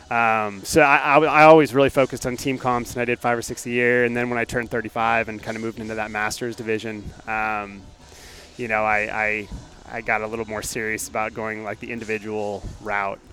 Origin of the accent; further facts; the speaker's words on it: Alaska, United States; moved away as an adult; also born or lived in North Dakota / Oklahoma / Houston / Pennsylvania; now in Bay Area, California, United States; I was born and raised in Alaska.